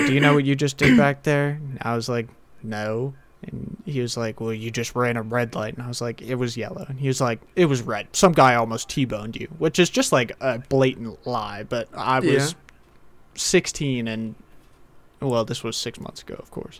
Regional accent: Bel Air, Maryland, United States; my hometown. Don't want to, well, I'll say it. It's Bel Air, Maryland

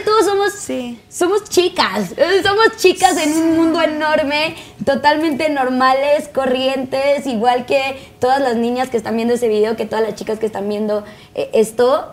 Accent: Tijuana, Baja California, Mexico; now in Mexico City, Mexico; Yo soy de Tijuana.

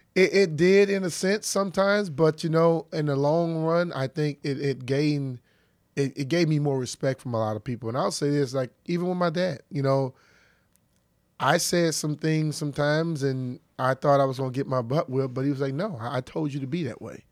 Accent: Louisiana, United States; I'm a young African-American kid growing up in Louisiana back in those days

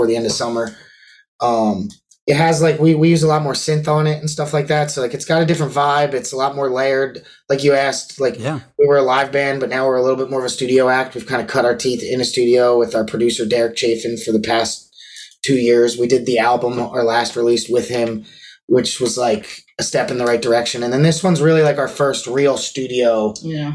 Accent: Perkiomenville, Pennsylvania, United States; also born or lived in Boyertown, Pennsylvania; We're from Perky, Omanville, Pennsylvania. And then we went to where Ethan went to high school, Boyertown High School

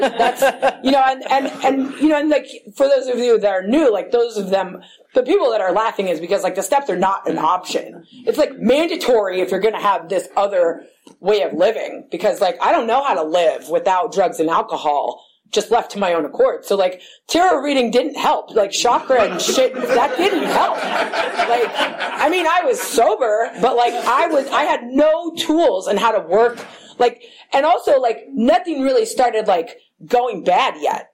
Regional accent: Berkeley, California, United States; I grew up in Berkeley

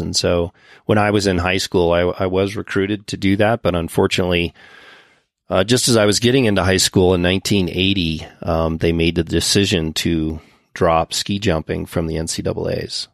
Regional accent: Winter Park, Colorado, United States; when I was a youngster growing up in Winter Park

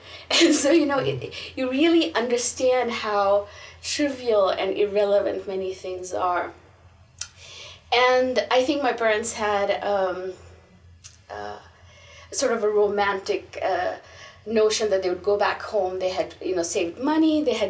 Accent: Bangalore, Karnataka, India; born there; So, I was born in India, in Bangalore, in the south of India.

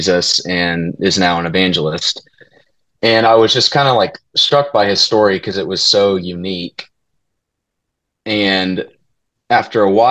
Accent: Keller, Texas, United States; also born or lived in Fort Worth, Texas / Abilene, Texas; I was born in Fort Worth and I grew up in Keller, went to Keller schools pretty much my whole life

